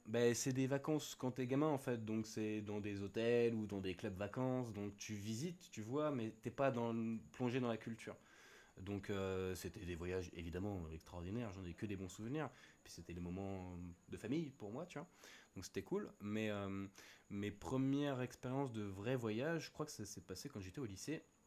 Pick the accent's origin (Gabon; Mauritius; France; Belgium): France; Lagny-sur-Marne, Île-de-France; moved away as an adult; now in Réunion, France; j'ai grandi dans le 77, euh, Lagny sur Marne, à côté de Disney